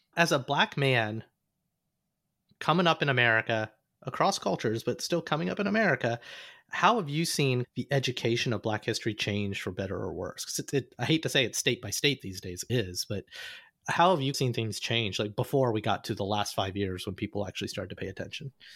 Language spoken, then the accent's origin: English; Alabama, United States; I grew up in Alabama